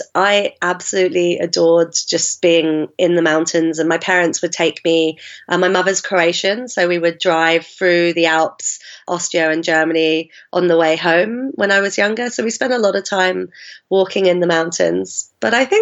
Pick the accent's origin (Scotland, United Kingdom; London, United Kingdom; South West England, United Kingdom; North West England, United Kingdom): London, United Kingdom; accent: mongrel accent; I grew up in South London